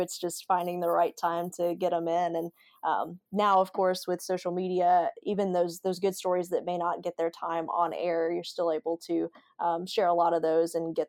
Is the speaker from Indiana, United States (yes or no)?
no; Alabama, United States; So I'm originally from Alabama.